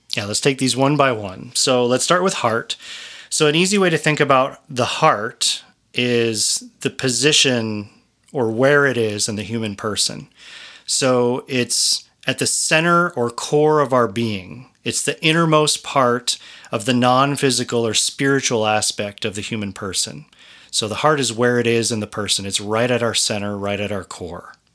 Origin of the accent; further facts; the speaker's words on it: Colorado, United States; I come from Colorado mostly